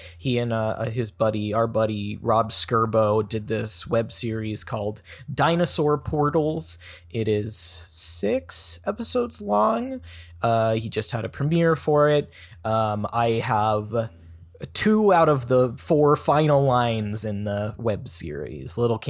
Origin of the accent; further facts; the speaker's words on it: New Zealand; I'm from New Zealand. I'm from New Zealand, and I had a little cameo in Obi-Wan Kenobi